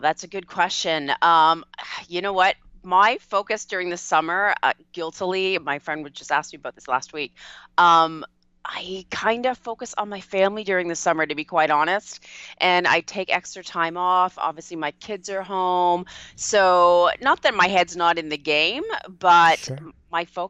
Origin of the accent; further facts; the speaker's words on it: Canada; A lot of people don't realize I'm Canadian